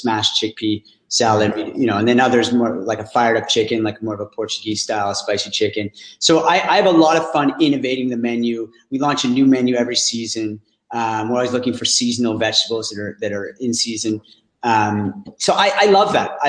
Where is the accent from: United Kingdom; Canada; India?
Canada; Ottawa, Ontario; I'm from Ottawa